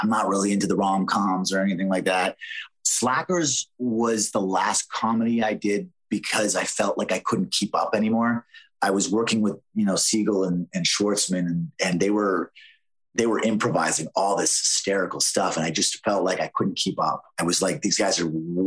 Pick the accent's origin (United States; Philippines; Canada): Canada; It was really hard to break into the American market as a Canadian back then. I was working very steady in Canada